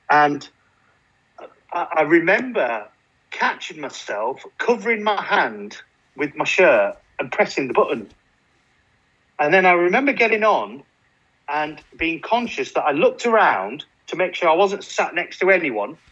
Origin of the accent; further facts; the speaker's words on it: Burnley, North West England, United Kingdom; moved away; I'm from Burnley originally, so it's always winter.